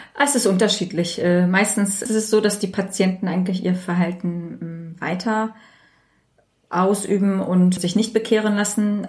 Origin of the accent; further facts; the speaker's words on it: Germany; ich bin hier in Deutschland aufgewachsen, geboren und fühle mich auch sehr deutsch